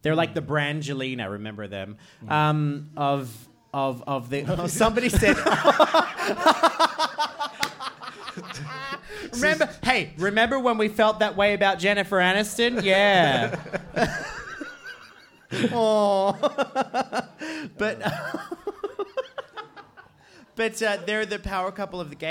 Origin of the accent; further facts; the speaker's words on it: Australia; now in Iceland; I'm Australian